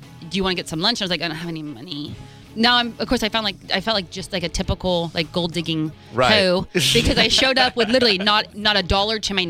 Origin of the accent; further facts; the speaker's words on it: Fort Lauderdale, Florida, United States; moved away as an adult; also born or lived in Los Angeles; I grew up in Fort Lauderdale